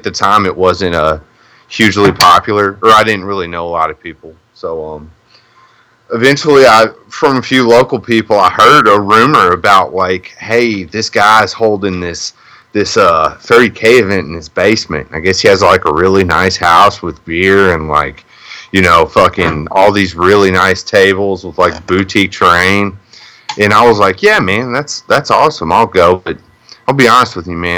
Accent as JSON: {"language": "English", "region": "Kentucky", "country": "United States", "lives_now": "Louisville, United States", "said": "I'm from Kentucky, but like I said, I'm from a really shitty little town. So I was pretty dead set on never moving back there. So I moved to you'll know it as Louisville"}